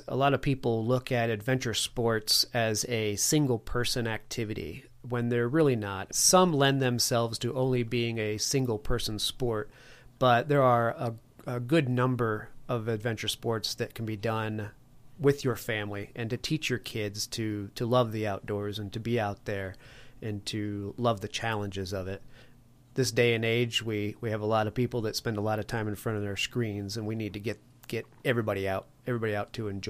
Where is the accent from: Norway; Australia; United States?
United States; Connecticut; now in Colorado, United States; I live in Colorado, and I moved here about 15 years ago, I guess. I grew up on the East Coast, up in Connecticut.